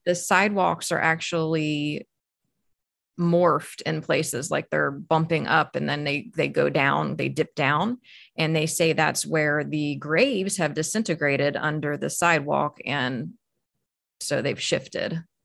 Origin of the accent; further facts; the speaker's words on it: Maryland, United States; I grew up in Maryland